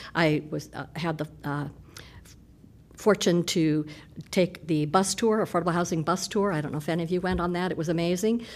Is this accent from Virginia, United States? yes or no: no; Des Moines, Iowa, United States; now in Iowa City, United States; I grew up in Des Moines.